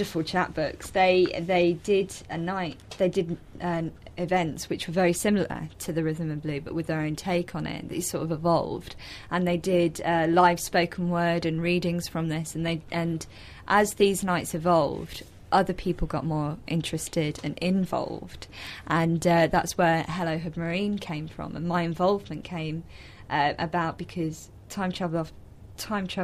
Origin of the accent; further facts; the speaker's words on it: Boston, East Midlands, United Kingdom; I'm actually from Boston, so I'm quite familiar with Lincoln